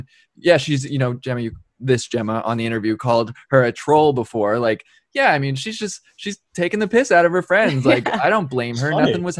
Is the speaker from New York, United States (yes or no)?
yes; New York, United States; I'm from New York